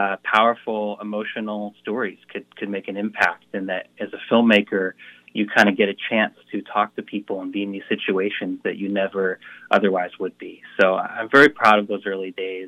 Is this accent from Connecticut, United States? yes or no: yes; Marlborough, Connecticut, United States; I'm so proud to be from Connecticut, represent Connecticut in this, and being from my hometown and my high school at Ram